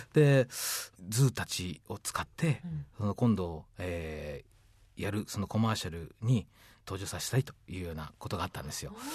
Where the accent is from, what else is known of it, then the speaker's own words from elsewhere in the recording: Kurashiki, Okayama, Japan; moved away as an adult; also born or lived in San Francisco; 生まれたのはですねその水島っていうところにコンビナートがありましてね